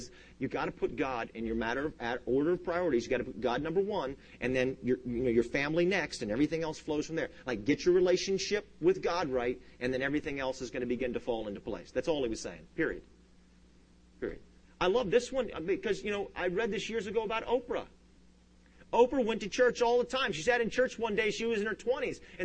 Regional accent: United States; first language English; I'm an American, and I only speak English

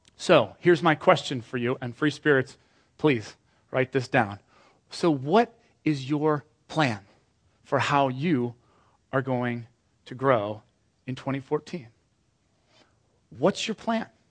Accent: United Kingdom; now in Washington, United States; I'm British

